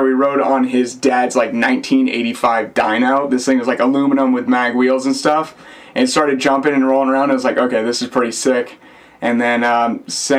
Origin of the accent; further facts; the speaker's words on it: Naples, Florida, United States; moved away as an adult; also born or lived in Blue Bell, Pennsylvania / Tallahassee, Florida; now in St. Petersburg, United States; when I was young, we moved down to Naples, Florida